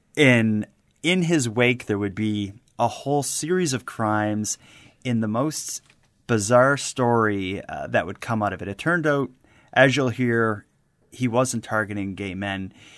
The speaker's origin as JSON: {"language": "English", "town": "Halifax", "region": "Nova Scotia", "country": "Canada", "tie": "born or raised there", "said": "my hometown of Halifax"}